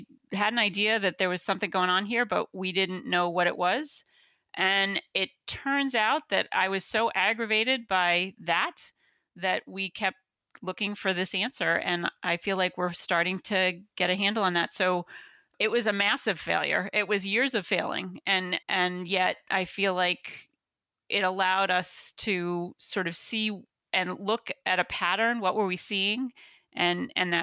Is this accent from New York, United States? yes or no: yes; Long Island, New York, United States; accent: Long Island; now in Worcester, United States; I was born in Long Island, and I could talk Long Island like a native speaker.